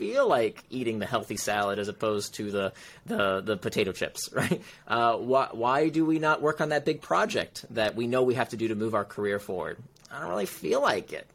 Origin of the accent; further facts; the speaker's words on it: Central Florida, United States; moved away; also born or lived in Silicon Valley; I grew up in Central Florida